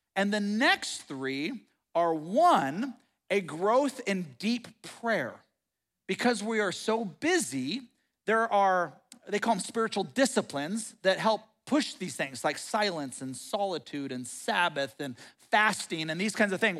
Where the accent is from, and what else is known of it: United States